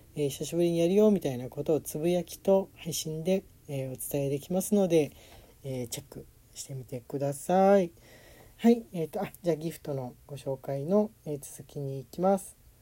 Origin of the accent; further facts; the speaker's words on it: Tokyo, Japan; 東京でもね、やっぱり、あの、自分の実家の近くも大きな公園あった